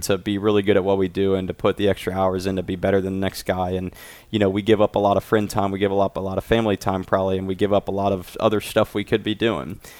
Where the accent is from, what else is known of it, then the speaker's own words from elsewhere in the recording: Dayton, Ohio, United States; I'm from Dayton, Ohio